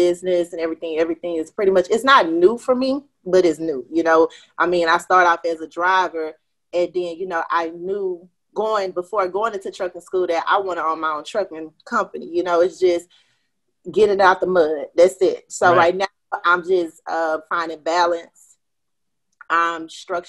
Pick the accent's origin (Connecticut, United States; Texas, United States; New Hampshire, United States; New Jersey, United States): Texas, United States; Houston; I'm from Houston, Texas, a.k.a. H-Town. You know, born and raised here. Haven't lived anywhere else.